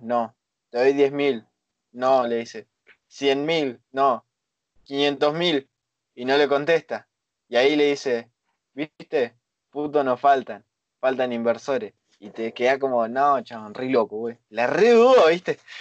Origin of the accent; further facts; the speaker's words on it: Argentina; nosotros, por ejemplo, somos de Argentina